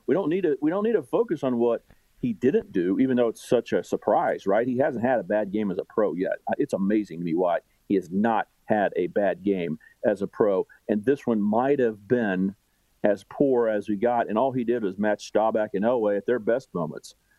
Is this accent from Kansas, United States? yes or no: yes; Wichita, Kansas, United States; now in Kansas City, United States; I grew up in Wichita